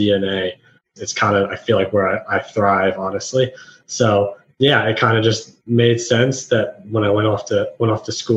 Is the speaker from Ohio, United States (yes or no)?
yes; Columbus, Ohio, United States; moved away as an adult; now in Nashville, United States; I moved from Columbus, Ohio, which is where I'm from, and I moved to Nashville, Tennessee